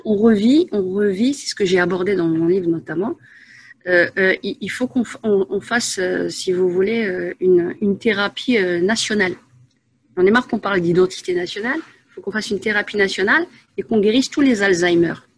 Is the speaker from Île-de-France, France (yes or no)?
yes; Asnières-sur-Seine, Île-de-France, France; moved away as an adult; also born or lived in Paris / Saint-Gratien / Enghien-les-Bains; now in Belgium; à la base une Parisienne. je suis née à Paris 14e, j'ai vécu, j'ai passé mon enfance à Agnières-sur-Seine